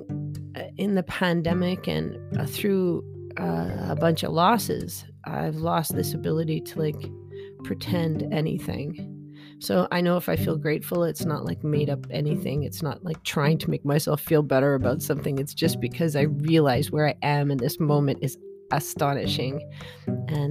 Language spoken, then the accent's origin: English; Canada; I'm Canadian, I'm an adult